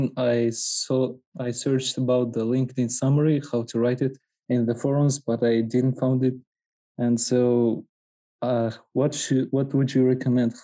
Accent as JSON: {"language": "English", "country": "Kazakhstan", "also_born_or_lived": "Almaty", "said": "I'm from Kazakhstan"}